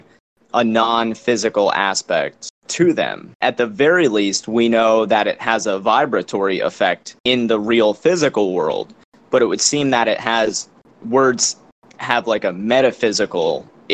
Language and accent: English; United States; born or raised there